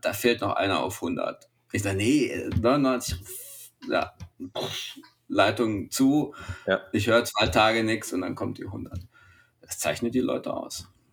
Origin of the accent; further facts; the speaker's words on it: Germany; als Deutsche